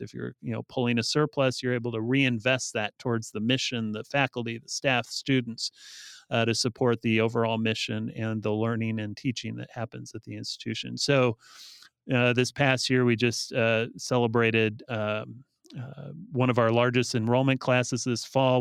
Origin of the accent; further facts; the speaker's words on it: Bryan, Ohio, United States; also born or lived in Defiance, Ohio / Lima, Ohio; now in California, United States; I grew up in rural Northwest Ohio. Uh, so I was uh, born and raised in uh, uh towns that were probably too small to know uh, for most people, but Bryan, Ohio, and Defiance